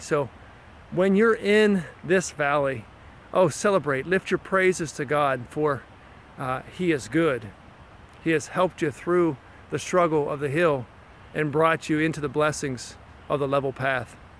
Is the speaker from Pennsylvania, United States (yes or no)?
yes; near Windber, Pennsylvania, United States; a town near my hometown called Winber